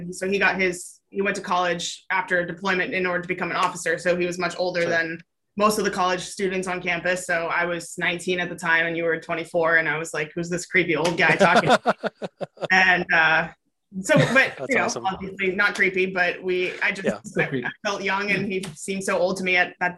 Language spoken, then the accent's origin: English; California, United States; moved away; also born or lived in New Jersey; I grew up in California